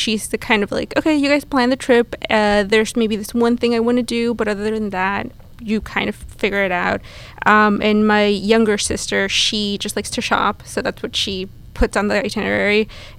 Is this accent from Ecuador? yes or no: yes; Ecuador; now in New York, United States; just because we are from Ecuador originally. And after celebrating it for many years, we kind of decided, you know, it's a good time to get out of New York.